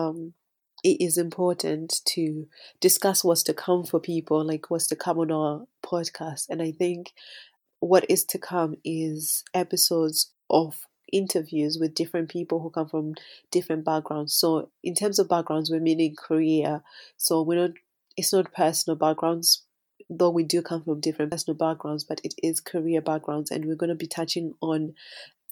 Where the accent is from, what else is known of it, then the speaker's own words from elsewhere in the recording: Scotland, United Kingdom; children of immigrants growing up in Scotland